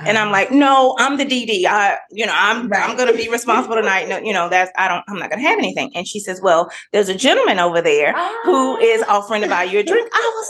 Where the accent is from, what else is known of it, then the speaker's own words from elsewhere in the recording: Greenville, Mississippi, United States; I'm from Greenville, Mississippi. I am the middle of three siblings.